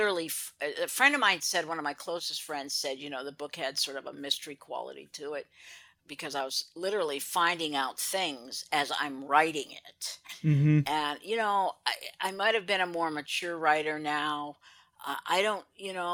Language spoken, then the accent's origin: English; Anchorage, Alaska, United States; born or raised there; also born or lived in Juneau